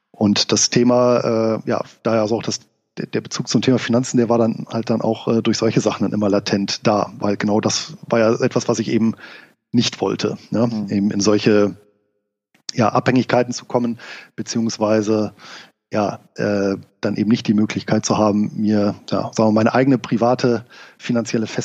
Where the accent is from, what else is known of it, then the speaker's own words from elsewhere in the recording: Rhineland, Germany; als gebürtiger Rheinländer war ich natürlich auch äh, ein Freund des äh, Feierns